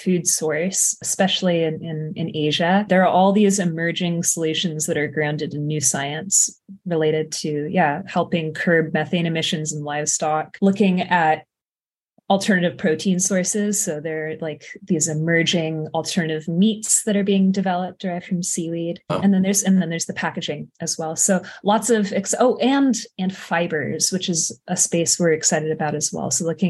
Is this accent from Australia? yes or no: no; Carmel, California, United States; I grew up in Carmel, a couple hours south from the Bay Area.